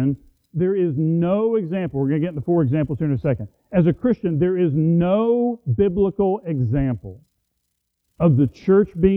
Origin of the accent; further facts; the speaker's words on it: United States; as an American